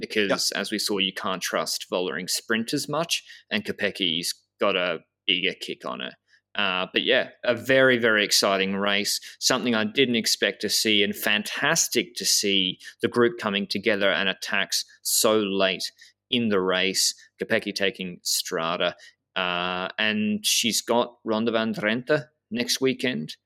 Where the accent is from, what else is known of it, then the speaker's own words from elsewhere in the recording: Australia; I'm a, I'm a from Australia